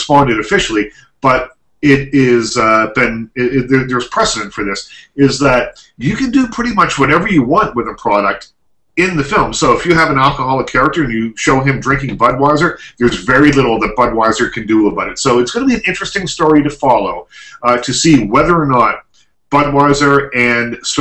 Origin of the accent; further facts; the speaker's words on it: Liverpool, Nova Scotia, Canada; also born or lived in Bridgewater, Nova Scotia; I was born in Bridgewater, but I grew up in Liverpool.